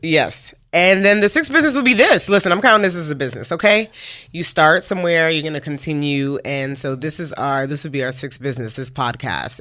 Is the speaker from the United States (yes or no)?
yes; New York City, New York, United States; moved away as an adult; now in Dallas, United States; we are from Brooklyn, New York, uh, now living in Dallas, Texas for the past five and a half years. But, uh, we met each other in the projects